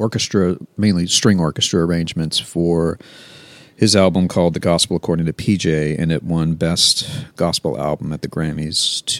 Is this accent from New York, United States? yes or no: no; Baton Rouge, Louisiana, United States; also born or lived in New Orleans; Born in New Orleans, but grew up in Baton Rouge.